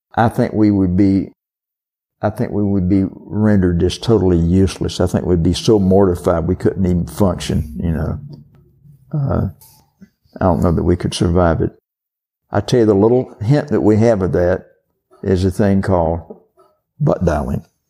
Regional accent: the South, Southern United States, United States; accent: southern; my southern accent

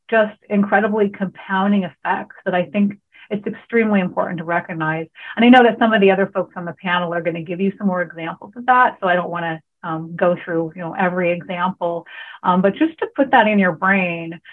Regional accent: California, United States; moved away as an adult; also born or lived in Hawaii; I grew up in California

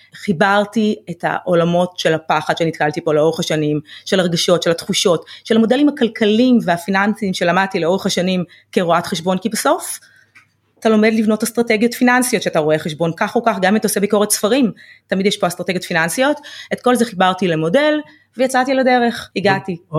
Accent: Ramla, Central District, Israel; גדלתי אה, ברמלה

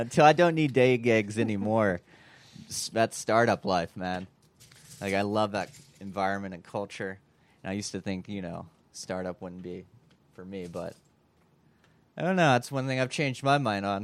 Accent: Kentucky, United States; we're both from Kentucky.

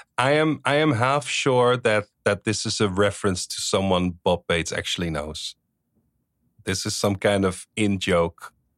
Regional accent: Netherlands; English is a second language; I'm from the Netherlands. People speak Dutch.

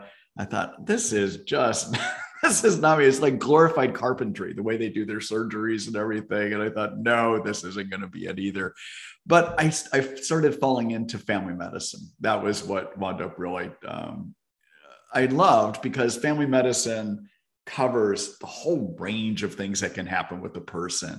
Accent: Fort Wayne, Indiana, United States; now in Seattle, United States; I grew up in Northern Indiana, actually in Fort Wayne, Indiana

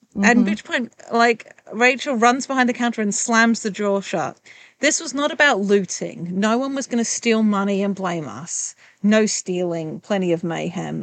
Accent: England, United Kingdom; I'm English

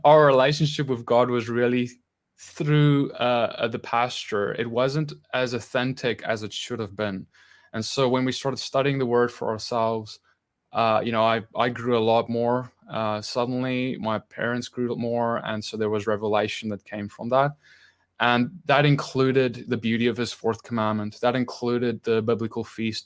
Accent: South Africa; born or raised there

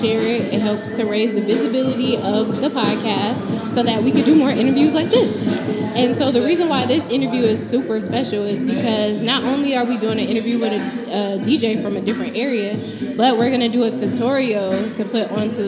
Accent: West Coast, United States; I'm from the West Coast.

